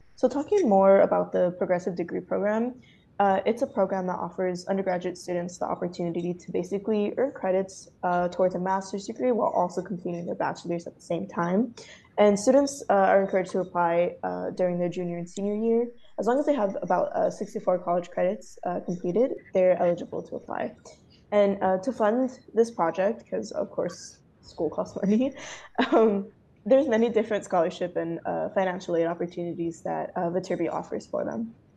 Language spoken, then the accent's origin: English; Whitehall, Pennsylvania, United States; moved away as an adult; now in Los Angeles, United States; I am from Whitehall, Pennsylvania, which is one hour north of Philly.